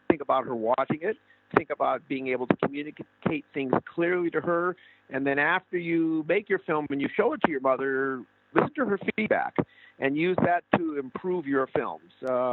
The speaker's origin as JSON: {"language": "English", "country": "United States", "said": "me as an American in Cuba"}